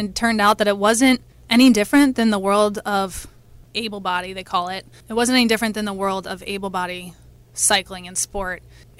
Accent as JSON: {"language": "English", "region": "Alaska", "country": "United States", "tie": "born there", "said": "So I was born in Alaska, actually"}